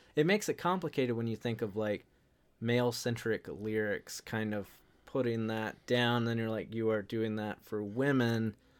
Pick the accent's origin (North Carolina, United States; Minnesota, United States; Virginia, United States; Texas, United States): North Carolina, United States; I grew up in North Carolina